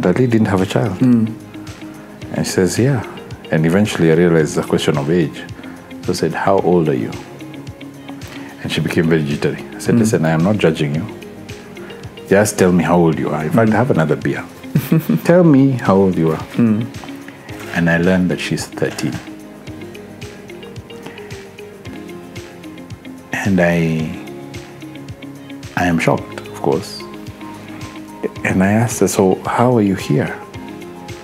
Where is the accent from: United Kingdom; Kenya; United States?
Kenya; Malindi, Kilifi County; moved away; I'm Malindian.